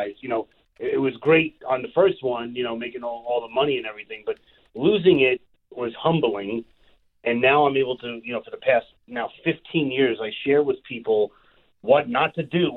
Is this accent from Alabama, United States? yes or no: no; New York City, New York, United States; also born or lived in Long Island, New York; I am born and raised in Brooklyn, New York. I live on Long Island now, and you can hear that in my voice.